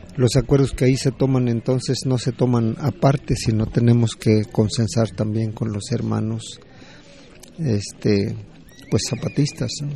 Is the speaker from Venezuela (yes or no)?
no; Nurío, Michoacán, Mexico; De Nurío, Purépecha, del territorio Purépecha, del estado de Michoacán.